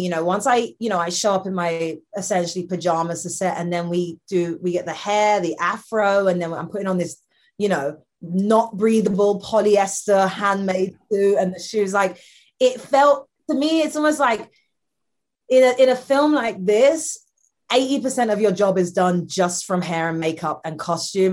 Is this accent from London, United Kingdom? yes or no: yes; London, United Kingdom; I'm from London